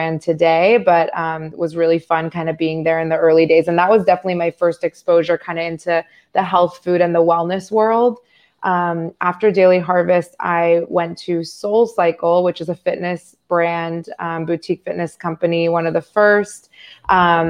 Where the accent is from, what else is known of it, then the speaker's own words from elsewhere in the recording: Northern Virginia, United States; I'm from Northern Virginia